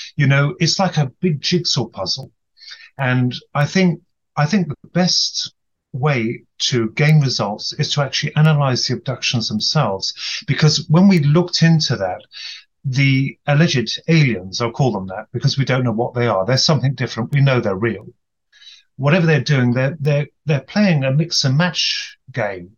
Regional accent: United Kingdom; from the UK, evidently.

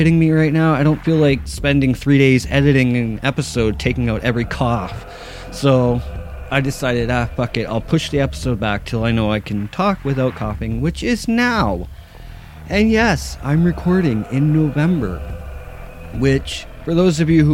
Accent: Ontario, Canada; I'm Canadian

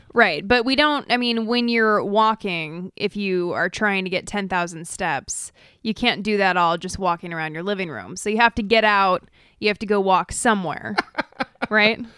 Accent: Idaho, United States; growing up in Idaho

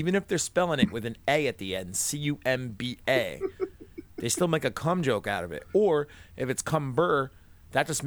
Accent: New England, United States; I'm from New England, and people in New England have a tendency to drop their R's anyway.

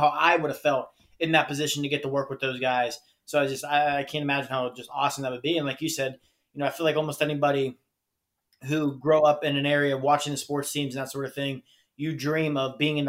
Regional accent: Pittsburgh, Pennsylvania, United States; as someone else who grew up in the Pittsburgh area

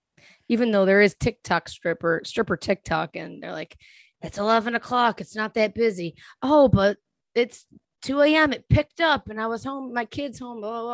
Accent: Rochester, New York, United States; I grew up in Rochester, New York.

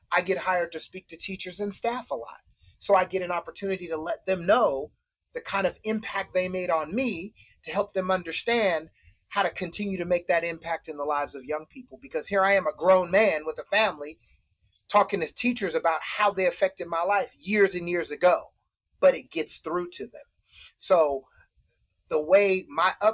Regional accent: Citrus Heights, California, United States; also born or lived in Utah; I grew up in Citrus Heights with a family that was loving

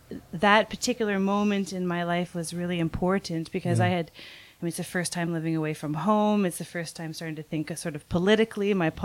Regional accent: just north of Toronto, Ontario, Canada; moved away as an adult; also born or lived in New Brunswick / Montreal; So I'm Canadian, and I grew up just north of Toronto, and I did my art schooling in two different chapters. So the first chapter, I was on the east coast of Canada.

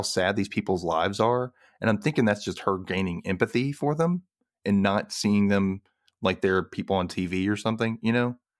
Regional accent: Memphis, Tennessee, United States; Memphis, Tennessee, which is where I was born

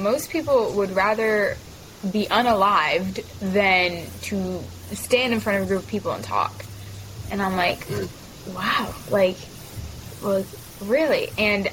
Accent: Mesa, Arizona, United States; now in the Carolinas, United States; I was born and raised in Arizona, in a city called Mesa, south of Phoenix. And I moved out to the Carolinas 2015 with my family

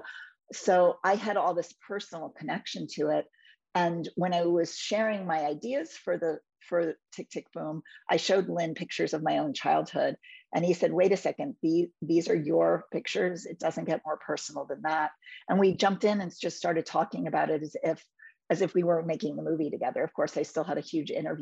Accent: New York City, New York, United States; I grew up in New York City in the 80s and 90s

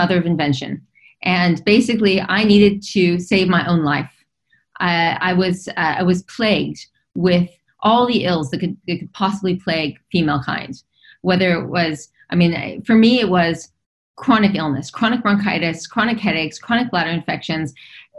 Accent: Los Angeles, California, United States; I was raised in Los Angeles. I was raised in Hollywood.

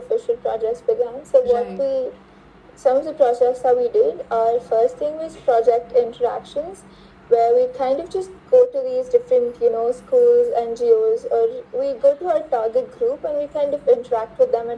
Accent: Bangalore, Karnataka, India; I'm from Bangalore, India

